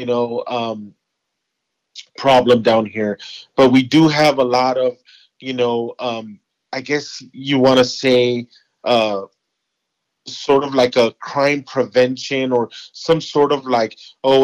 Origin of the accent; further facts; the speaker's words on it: Los Angeles, California, United States; I grew up in Los Angeles